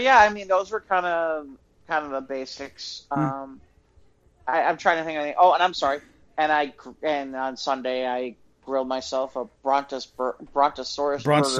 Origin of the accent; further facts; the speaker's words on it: Chicago, Illinois, United States; growing up in Chicago